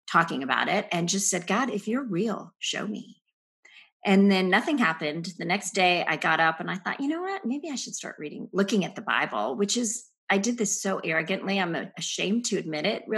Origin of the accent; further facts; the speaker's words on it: India; I was born in India to Christian parents